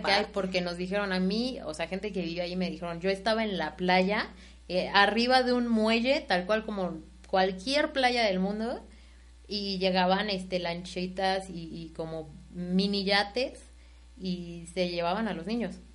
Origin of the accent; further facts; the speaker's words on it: Mexico; nosotras somos de la Ciudad y el Estado de México, el área metropolitana